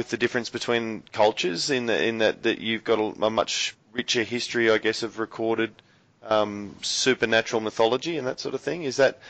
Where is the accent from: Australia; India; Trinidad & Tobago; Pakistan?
Australia; as an Australian reader myself